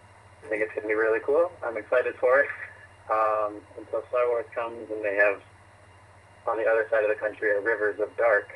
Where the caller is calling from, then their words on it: Sioux Falls, South Dakota, United States; calling from Sioux Falls, South Dakota.